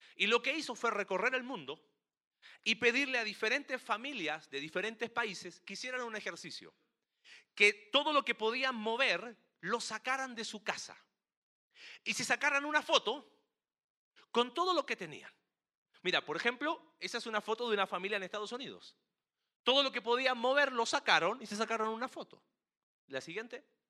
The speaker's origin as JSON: {"language": "Spanish", "country": "Chile", "said": "Chile, en mi país"}